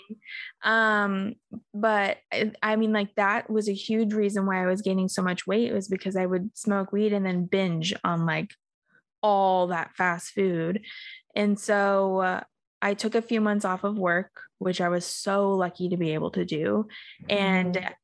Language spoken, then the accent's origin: English; Australia; now in United States; I grew up in Australia